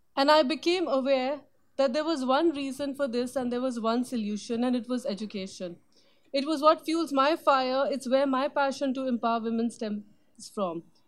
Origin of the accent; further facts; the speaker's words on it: India; moved away; opportunities that were not common for women growing up in India at that time